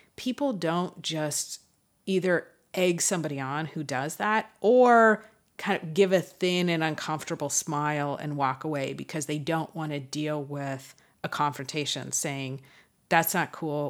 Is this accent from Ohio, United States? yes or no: no; Los Angeles, California, United States; we're both from Los Angeles.